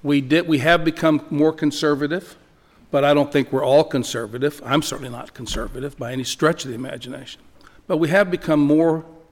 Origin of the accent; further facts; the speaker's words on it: El Paso, Texas, United States; El Paso.